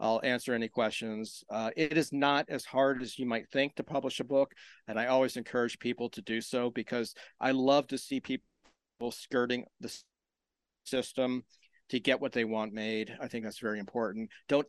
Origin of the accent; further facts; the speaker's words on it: Maryland, United States; I am from Maryland, south of Baltimore, near the Virginia line.